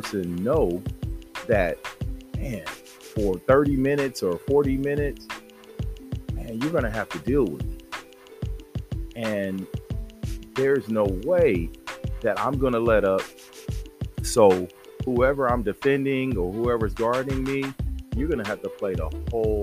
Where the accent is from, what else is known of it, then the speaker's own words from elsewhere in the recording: San Diego, California, United States; I grew up in Southeast San Diego